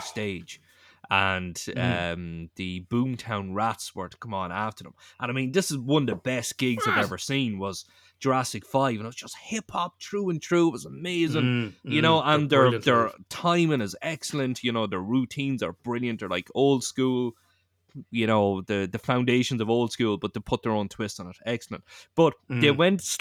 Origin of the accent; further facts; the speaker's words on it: Ireland; we're a small country in Ireland. We're a very small country.